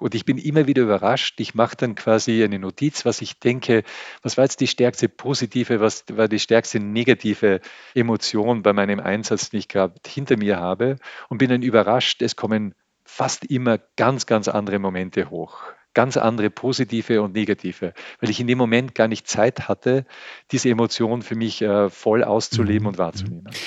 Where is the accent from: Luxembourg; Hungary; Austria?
Austria; als Österreicher bin ich enorm privilegiert. Ich lebe in einem reichen Land